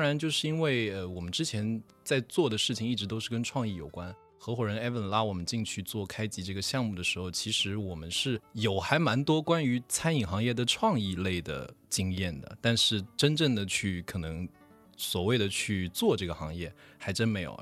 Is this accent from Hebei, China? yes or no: no; Wenzhou, Zhejiang, China; 我是在浙江温州出生长大的